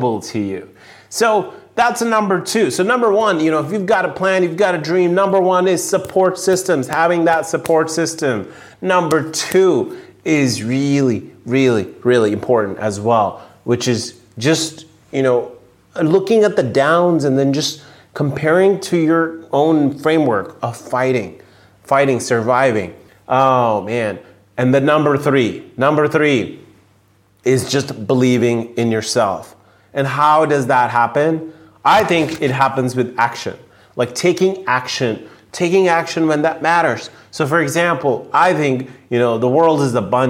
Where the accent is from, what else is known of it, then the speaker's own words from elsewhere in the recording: India; now in San Diego, United States; I grew up in India. I moved from India to US.